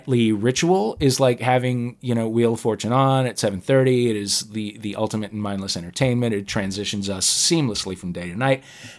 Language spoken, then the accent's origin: English; St. Louis, Missouri, United States; I'm from St. Louis, Missouri, where we do have thin and crispy crust pizza.